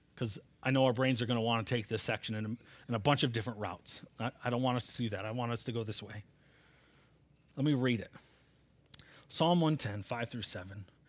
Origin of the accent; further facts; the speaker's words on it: Michigan, United States; I'm from Michigan